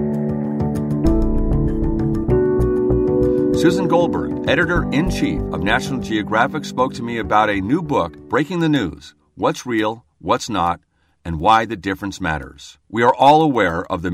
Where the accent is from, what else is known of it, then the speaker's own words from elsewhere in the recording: Seattle, Washington, United States; I'm from Seattle, and that's where I'm calling from.